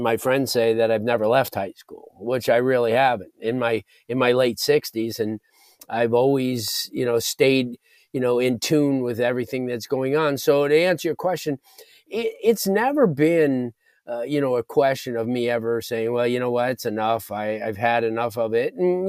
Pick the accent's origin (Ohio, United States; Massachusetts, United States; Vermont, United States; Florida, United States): Florida, United States; South; had an opportunity growing up in South Florida